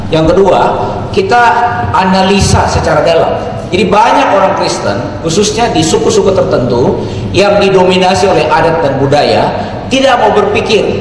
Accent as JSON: {"language": "Indonesian", "region": "South Sulawesi", "country": "Indonesia", "said": "Contoh tadi, saya kasih contoh sebagai orang Toraja."}